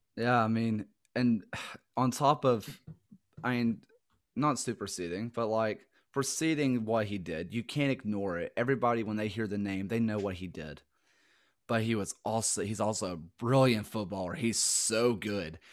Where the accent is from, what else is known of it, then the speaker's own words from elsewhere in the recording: the South, United States; accent: Southern; being from the South